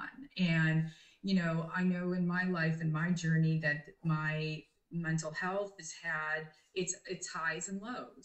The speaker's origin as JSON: {"language": "English", "country": "Canada", "moved": "yes", "said": "I'm Canadian and I wasn't able to go home and see my family."}